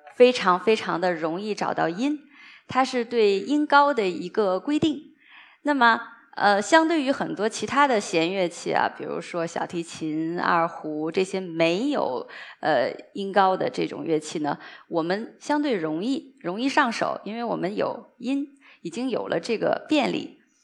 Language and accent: Chinese; Liaoyuan, Jilin, China; 我在我的老家吉林省辽源市